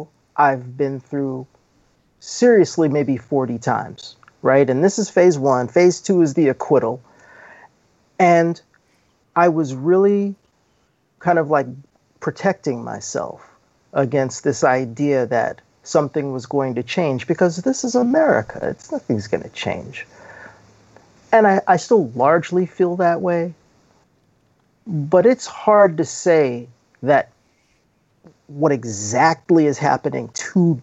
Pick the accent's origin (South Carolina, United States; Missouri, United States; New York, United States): New York, United States; New York City; I was born in 1965 in New York City